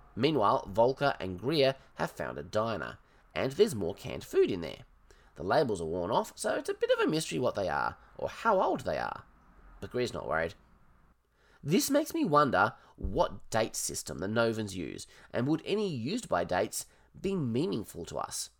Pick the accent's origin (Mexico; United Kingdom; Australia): Australia; I'm Australian